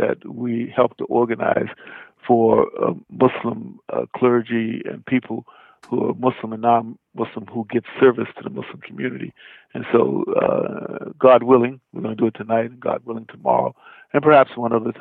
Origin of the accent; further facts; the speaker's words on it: Roanoke, Virginia, United States; I was raised in Roanoke, Virginia